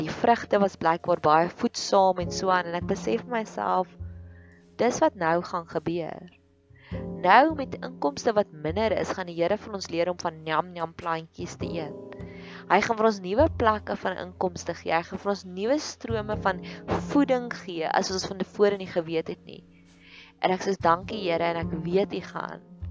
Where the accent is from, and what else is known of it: South Africa